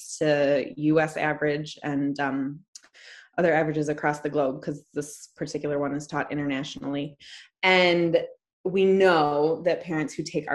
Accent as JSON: {"language": "English", "town": "Detroit", "region": "Michigan", "country": "United States", "said": "I'm from Metro Detroit"}